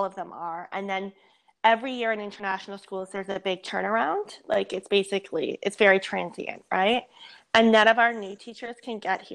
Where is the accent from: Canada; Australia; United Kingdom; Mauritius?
Canada; moved away as an adult; also born or lived in Mexico; I'm Canadian